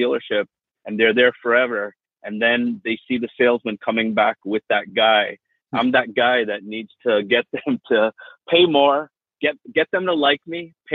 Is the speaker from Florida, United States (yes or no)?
yes; Miami, Florida, United States; also born or lived in India / England; growing up in Miami was really, really nice